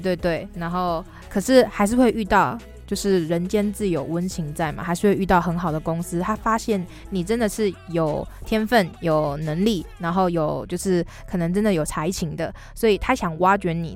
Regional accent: Xiaoliuqiu, Pingtung County, Taiwan; 我的故乡其实是在小琉球

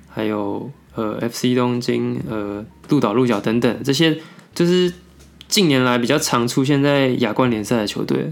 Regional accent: Taiwan; 我们台湾人的作息

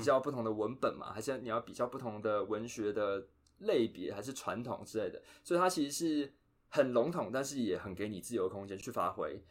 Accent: Taiwan; first language Chinese; moved away as an adult; now in United States; 我们在台湾这个环境，主要接触，当然中文会接触嘛。那可能，呃，还有其他母语，比如说台语啊、客家话，或是原住民语。那再来第二个语言就是英文嘛

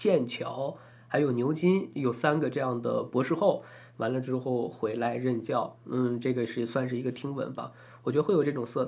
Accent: Taiwan; 怕引起我们台湾这边朋友的一些反感或者敏感。

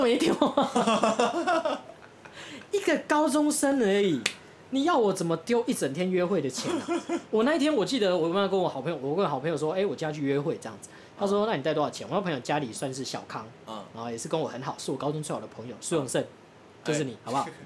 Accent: Taoyuan, Taiwan; 我们老家大园

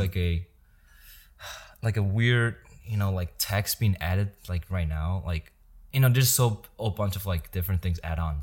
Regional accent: Yilan County, Taiwan; moved away as an adult; now in United States; I was born and raised in Taiwan until I was nineteen years old

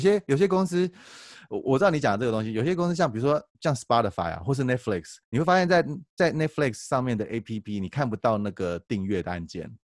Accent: Taiwan; 我们台湾人用Line

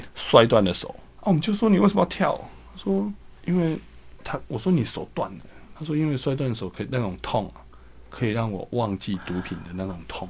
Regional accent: Kaohsiung, Taiwan; 我出生在高雄的一个乡下啦。嘿。我其实我小时候就， 我住在高雄的燕巢

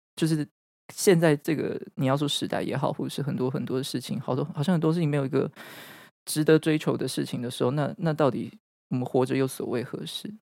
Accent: Taichung, Taiwan; 因为我是台中人

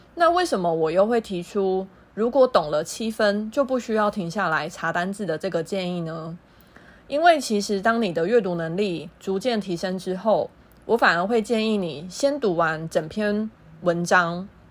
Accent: Taiwan; also born or lived in Thailand; 一对台湾姐妹

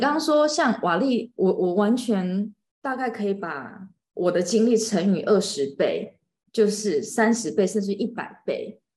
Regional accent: Taiwan; 然后你知道我们台湾人就是很客气

